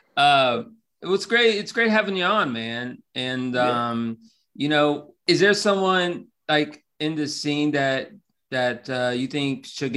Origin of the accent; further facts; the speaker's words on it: Florida, United States; I'm from Florida, where we have a different Melbourne